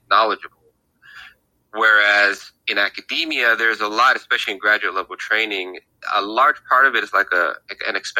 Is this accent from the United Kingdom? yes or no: no; Greece; also born or lived in Tacoma, United States; now in Portland, United States; I'm from Greece.